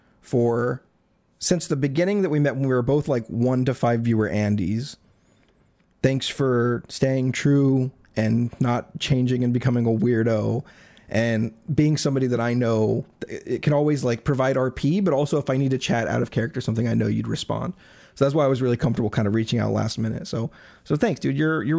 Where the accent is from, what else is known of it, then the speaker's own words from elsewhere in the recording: Isle of Man; He's from the Isle of Man. That's where I'm from. You know, I'm from the Isle of Man.